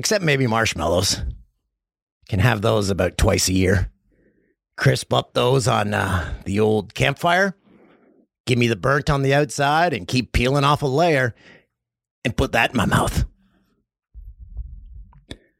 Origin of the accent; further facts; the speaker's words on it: Peterborough, Ontario, Canada; Everyone's had some of that bacon in my hometown